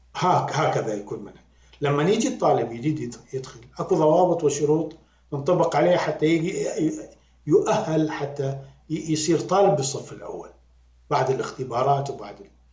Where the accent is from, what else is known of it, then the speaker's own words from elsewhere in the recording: Iraq; accent: Iraqi; now in United Arab Emirates; أنا كعراقي